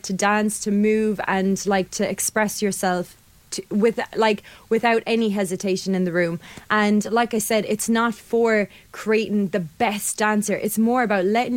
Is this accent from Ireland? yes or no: yes; Limerick, Munster, Ireland; also born or lived in London; I'm from Limerick. I'd spent a lot of time living abroad in London, moved back